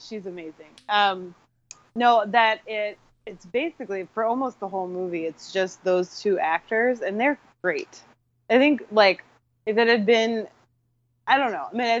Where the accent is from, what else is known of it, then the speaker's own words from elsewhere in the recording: United States; I'm not British